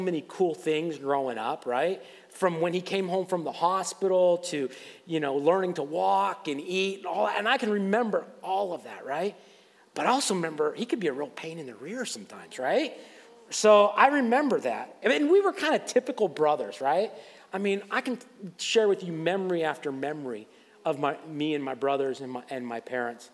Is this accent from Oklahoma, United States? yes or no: no; Waterford, Pennsylvania, United States; I grew up in Waterford and went to Fort LaBeouf